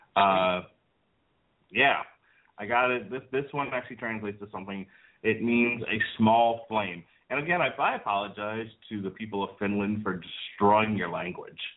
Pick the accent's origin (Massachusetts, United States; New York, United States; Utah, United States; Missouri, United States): New York, United States; moved away as an adult; also born or lived in Florida; I grew up in New York, and none of the homes that I lived in in New York, and there were two of them, had fireplaces.